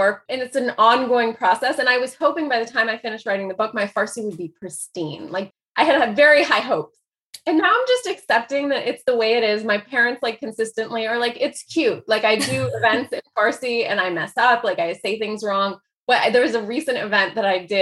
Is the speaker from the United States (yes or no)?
yes; Dayton, Ohio, United States; first language Persian; also born or lived in Chicago, Illinois / Iran / Greece / France; I grew up mostly in Dayton, Ohio. I was born in Chicago